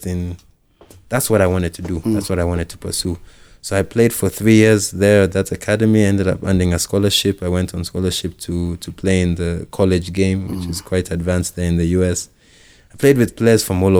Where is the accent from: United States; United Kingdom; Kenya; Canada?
Kenya; Nairobi; I grew up here in Nairobi.